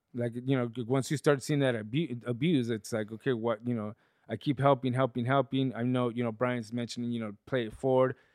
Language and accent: English; León, Guanajuato, Mexico; moved away; I grew up in León, Guanajuato